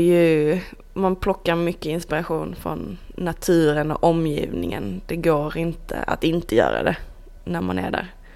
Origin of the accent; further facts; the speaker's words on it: Iceland; moved away; Vi är mer bara eh, konstnärer, designers, eh, kompisar, islänningar